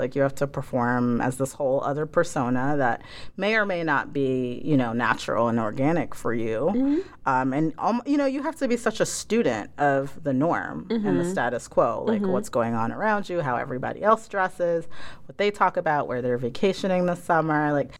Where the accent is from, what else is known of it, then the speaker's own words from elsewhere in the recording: Ghana; now in United States; I, you know, am an African, first generation African-American in this country. I'm from Ghana.